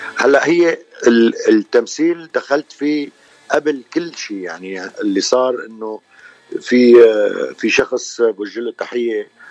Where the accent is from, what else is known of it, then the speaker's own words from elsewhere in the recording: Damascus, Damascus Governorate, Syria; moved away as an adult; also born or lived in Cairo, Egypt; now in Los Angeles, United States; أنا من مواليد آه، مدينة دمشق من سوريا آه، صار لي بلوس أنجلوس تقريبا 41 سنه